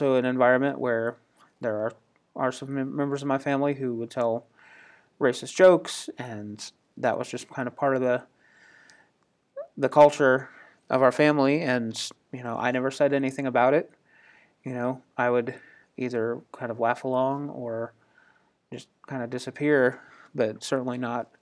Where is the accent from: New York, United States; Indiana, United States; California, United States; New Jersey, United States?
Indiana, United States; I grew up in Indiana, which is part of the North